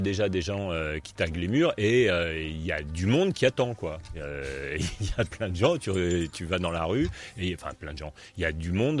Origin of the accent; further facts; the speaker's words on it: Paris, Île-de-France, France; je suis parisien